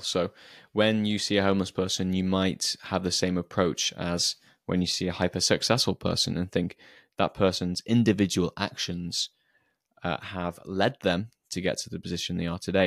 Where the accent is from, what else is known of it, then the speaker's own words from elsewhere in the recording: Shrewsbury, West Midlands, United Kingdom; Shrewsbury, which is my hometown